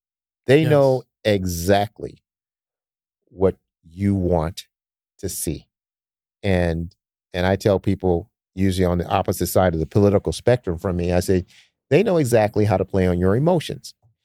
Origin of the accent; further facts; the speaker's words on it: Detroit, Michigan, United States; Like growing up in Detroit, we didn't have a lot of money either.